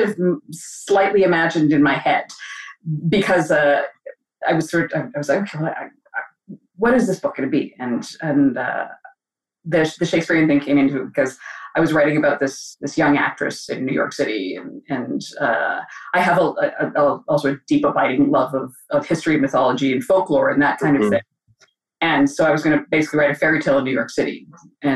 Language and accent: English; Alberta, Canada; I grew up in Alberta, in Canada, out west.